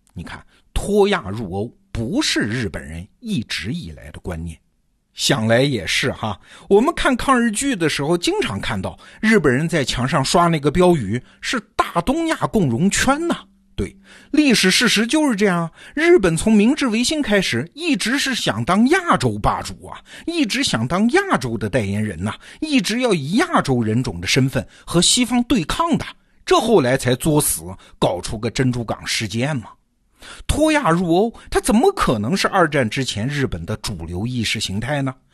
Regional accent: China; 我们中国人是没怎么被这个词儿困扰

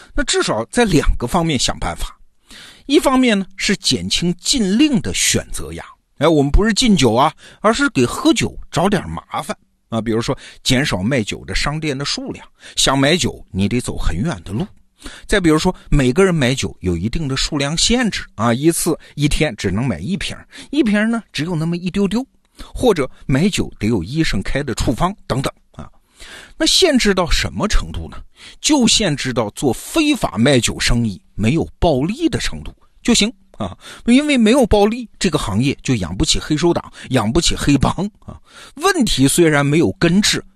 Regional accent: China; 我们中国人

